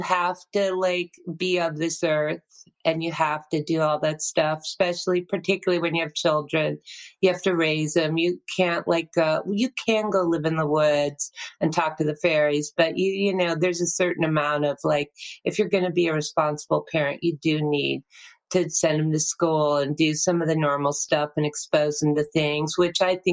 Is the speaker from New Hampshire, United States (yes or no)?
yes; New Hampshire, United States; moved away as an adult; now in Nashville, United States; I'm from New Hampshire